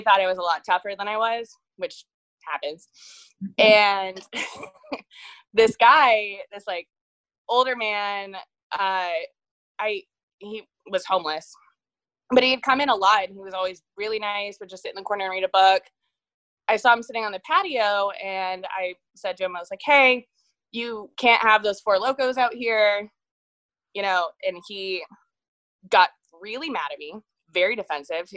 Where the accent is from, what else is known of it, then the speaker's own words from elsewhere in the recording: Dayton, Ohio, United States; also born or lived in Short North, Columbus, Ohio; now in Columbus, United States; I'm from Dayton